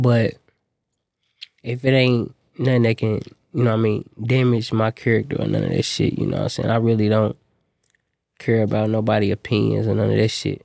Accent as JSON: {"language": "English", "town": "Indianapolis", "region": "Indiana", "country": "United States", "said": "I'm an artist from Indianapolis"}